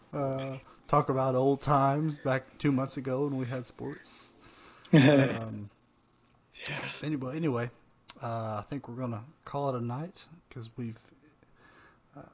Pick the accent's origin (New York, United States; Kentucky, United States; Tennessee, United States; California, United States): Tennessee, United States; right outside of Memphis; I grew up right outside of Memphis